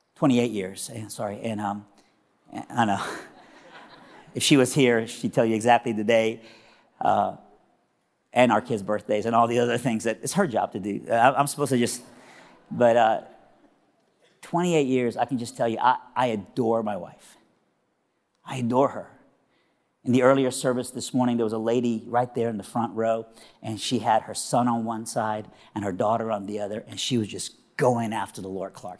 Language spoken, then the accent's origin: English; Iran; now in Nashville, United States; I am originally from Iran, but now I live in Nashville, Tennessee, all right? And so I'm a, I'm a southerner, and, but even when I was in Iran, I was from South Iran